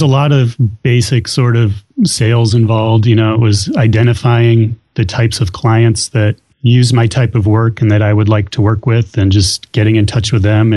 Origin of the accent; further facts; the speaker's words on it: Illinois, United States; moved away as an adult; now in New Hampshire, United States; I grew up in Illinois